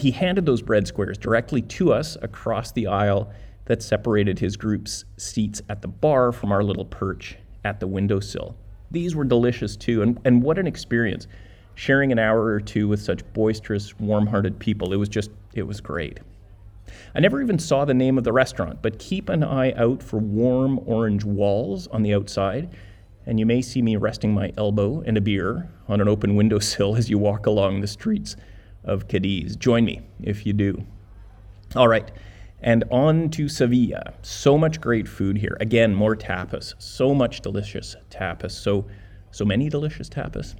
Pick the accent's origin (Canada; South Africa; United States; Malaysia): Canada; we are Canadian